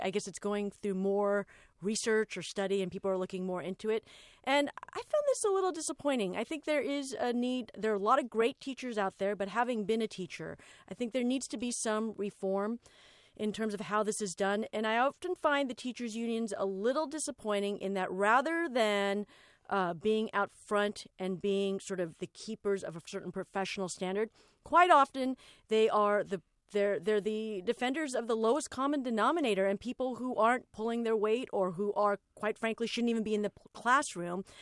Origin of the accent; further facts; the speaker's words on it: Los Angeles, California, United States; I'm an Angelino and I am from Los Angeles